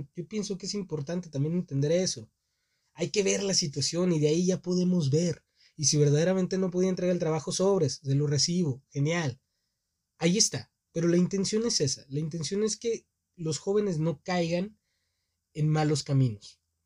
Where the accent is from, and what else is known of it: Mexico; born or raised there